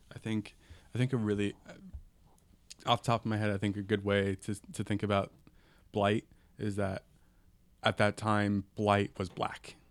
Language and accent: English; San Mateo, California, United States; also born or lived in East Bay; San Mateo, where I'm from